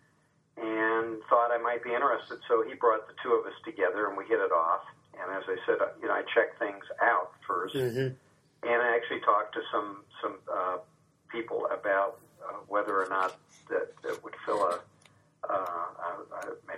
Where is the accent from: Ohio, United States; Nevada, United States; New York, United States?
Ohio, United States; Marion; also born or lived in Washington, D.C. / Portland, Oregon / Los Angeles / Columbus, Ohio; I grew up in Marion, Ohio, graduated from Marion Harding High School